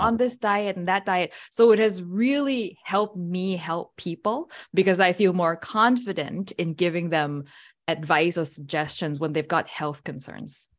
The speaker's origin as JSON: {"language": "English", "country": "Thailand", "tie": "born or raised there", "said": "I was born and raised in Thailand"}